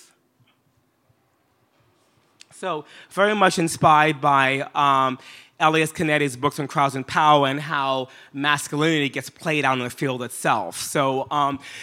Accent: New York, United States; also born or lived in East Africa / Ghana; I grew up in New York

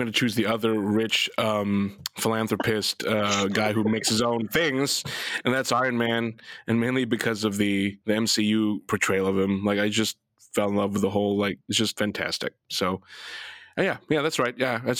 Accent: Philippines; as a Filipino

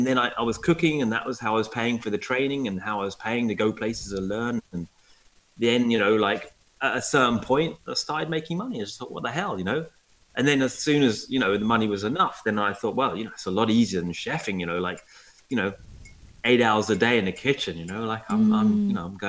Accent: Essex, East of England, United Kingdom; I'm from Essex

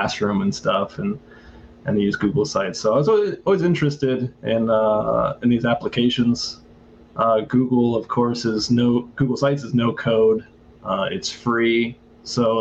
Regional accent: St. Louis, Missouri, United States; moved away as an adult; now in Taipei, Taiwan; I'm from St. Louis, but I'm now in Taipei, Taiwan.

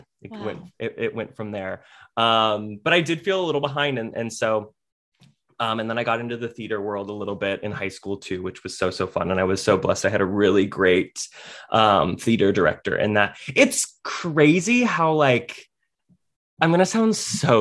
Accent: Cincinnati, Ohio, United States; moved away; also born or lived in Nashville; I grew up in Cincinnati, Ohio, not too far, just a little up north.

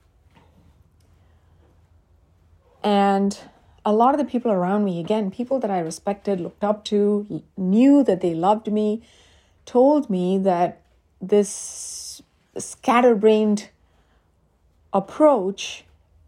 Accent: India; moved away as an adult; now in United States; being an immigrant sometimes feels like being stuck in a no man's land. Like when I'm in India, I miss my life here.

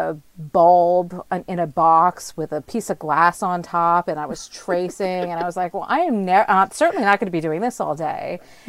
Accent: New Jersey, United States; also born or lived in Yukon, Canada; now in Nova Scotia, Canada; I'm originally from New Jersey

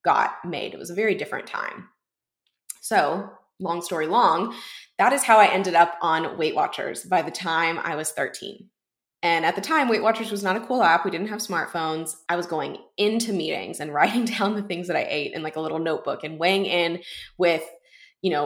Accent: Houston, Texas, United States; I was working at a bookstore in my hometown in Houston

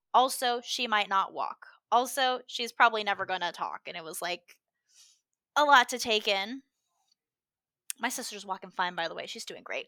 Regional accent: Southern California, United States; now in Washington, United States; I grew up in Southern California

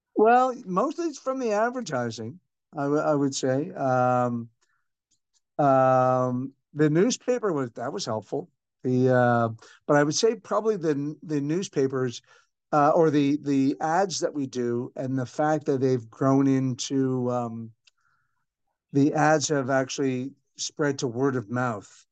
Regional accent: Canada; now in Singapore; 'cause I'm a Irish Canadian

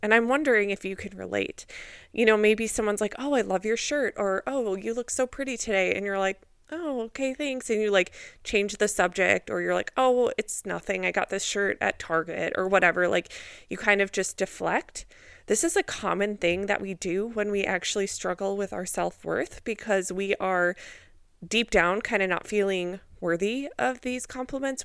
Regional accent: Minnesota, United States; I grew up in Minnesota

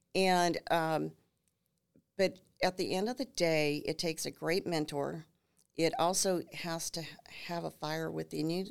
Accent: New Ulm, Minnesota, United States; moved away as an adult; now in San Antonio, United States; I grew up in that river valley in New Ulm

